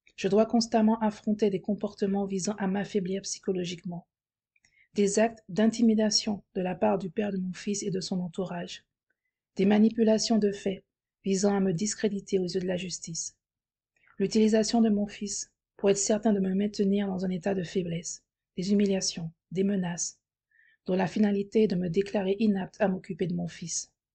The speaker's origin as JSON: {"language": "French", "country": "France", "moved": "yes", "lives_now": "Spain", "said": "je suis française."}